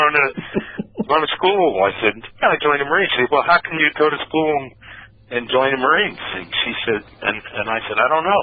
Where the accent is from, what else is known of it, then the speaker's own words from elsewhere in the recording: Philadelphia, Pennsylvania, United States; I grew up in Philadelphia